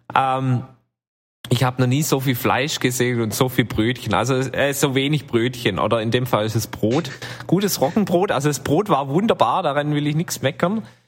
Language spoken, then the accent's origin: German; western Germany, Germany; bei uns im Westen